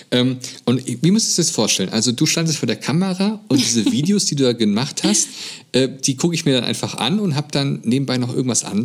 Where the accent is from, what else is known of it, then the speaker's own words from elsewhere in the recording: Germany; ich kann mich jetzt einfach anmelden jetzt hier als Deutscher